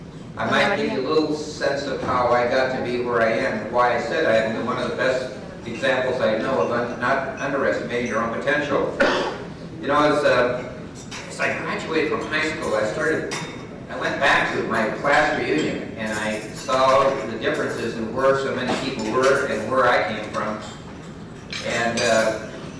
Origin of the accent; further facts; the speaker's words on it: California, United States; I'm from California